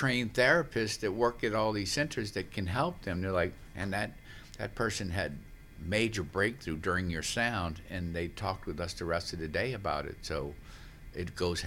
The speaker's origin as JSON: {"language": "English", "town": "New Orleans", "region": "Louisiana", "country": "United States", "tie": "born or raised there", "said": "growing up in New Orleans"}